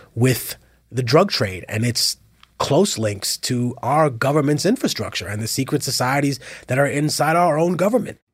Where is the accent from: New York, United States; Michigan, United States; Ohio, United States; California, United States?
New York, United States; New York City; I'm from Harlem